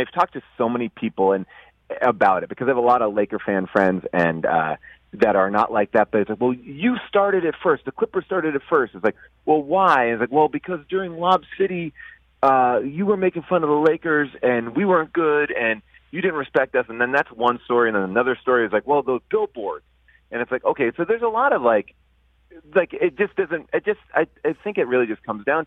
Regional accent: New York, United States; moved away as an adult; now in Los Angeles, United States; I'm a New York guy

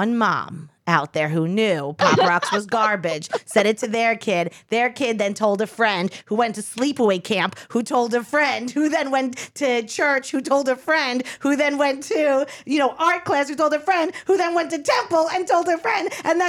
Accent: Long Island, New York, United States; I was Long Island

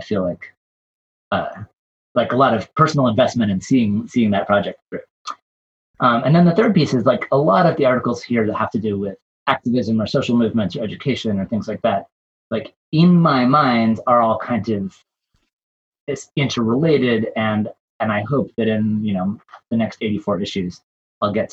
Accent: Vermont, United States; I live on the farm, the sheep farm where I grew up in Vermont

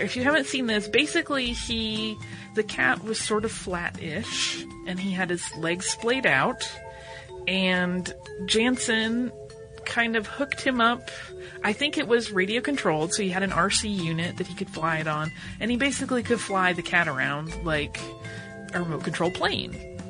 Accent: North Carolina, United States; now in Amsterdam, Netherlands; I'm actually from North Carolina, home of the Wrights, but have been living in Amsterdam for the past 3 years.

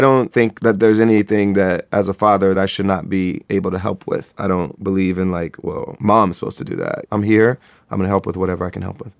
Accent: Springfield, Ohio, United States; I grew up in Springfield, Ohio

